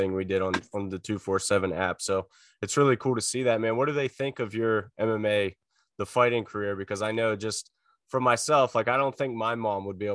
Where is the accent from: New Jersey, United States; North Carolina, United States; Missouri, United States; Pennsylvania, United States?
Pennsylvania, United States; McConnellsburg; I grew up in Fulton County. So like South Central PA, McConnellsburg, kind of near Breezewood